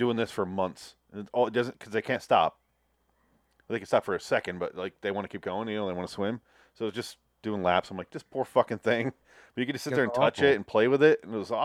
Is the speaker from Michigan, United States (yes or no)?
yes; Michigan, United States; moved away as an adult; also born or lived in Mississippi; We're from Michigan.